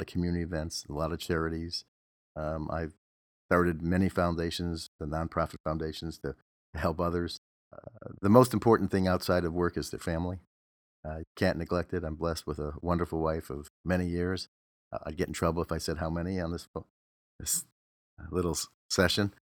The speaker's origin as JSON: {"language": "English", "town": "Detroit", "region": "Michigan", "country": "United States", "moved": "yes", "lives_now": "Los Angeles, United States", "said": "I'm from Detroit, so I still have some affinity to Detroit teams, but that I, been in Los Angeles longer than I was in Detroit"}